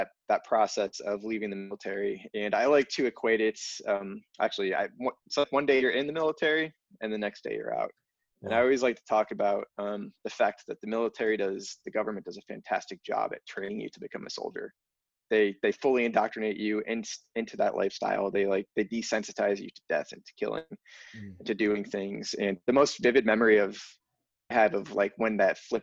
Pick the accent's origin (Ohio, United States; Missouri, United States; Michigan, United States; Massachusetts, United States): Ohio, United States; Northeast; I grew up in Northeast Ohio